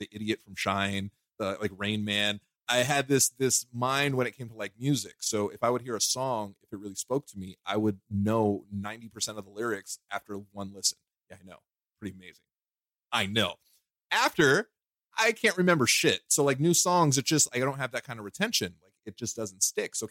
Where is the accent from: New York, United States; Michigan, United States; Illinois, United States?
New York, United States; New York City; moved away; I'm originally from Brooklyn